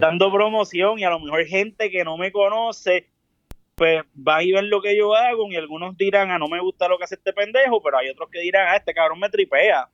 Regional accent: Caguas, Puerto Rico; also born or lived in San Juan; nací en San Juan, pero me crié en Caguas

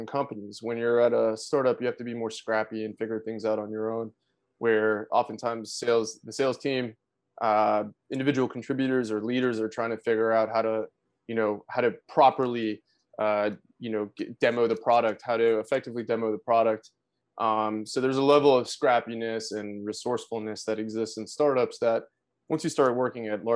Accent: South Florida, United States; moved away as an adult; also born or lived in New York City; now in Atlanta, United States; I grew up in South Florida

